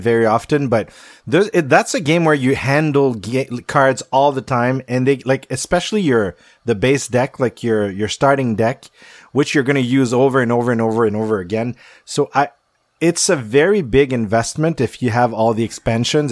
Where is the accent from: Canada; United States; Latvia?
Canada; Quebec; I'm from Quebec